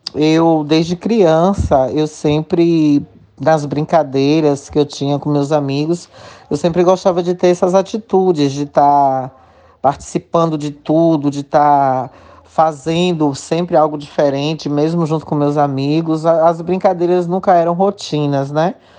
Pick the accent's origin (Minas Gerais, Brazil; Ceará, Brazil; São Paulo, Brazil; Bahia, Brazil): Bahia, Brazil; interior of; also born or lived in Salvador; eu optei por voltar pra minha cidade.